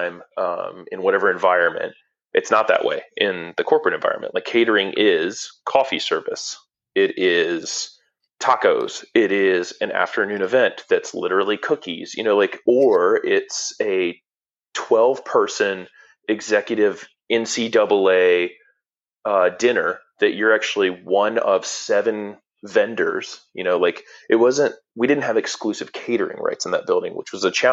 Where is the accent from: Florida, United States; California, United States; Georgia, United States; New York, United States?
Georgia, United States; Atlanta; I'm from Atlanta